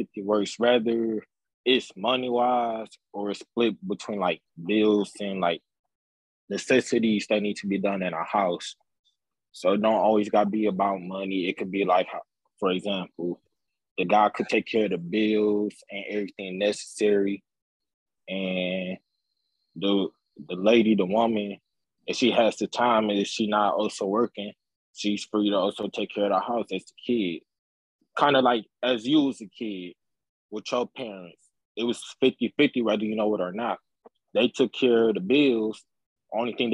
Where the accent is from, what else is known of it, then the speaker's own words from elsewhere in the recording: Detroit, Michigan, United States; I'm from Detroit.